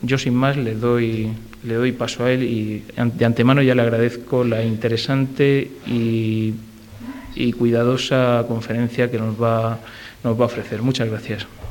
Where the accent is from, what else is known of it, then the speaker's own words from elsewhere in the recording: Region of Murcia, Spain; como murcianos debemos sentir orgullo